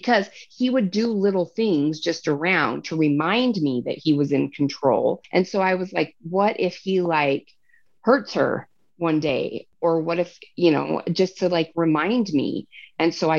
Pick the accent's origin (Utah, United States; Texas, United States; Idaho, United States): Utah, United States; Salt Lake City; my hometown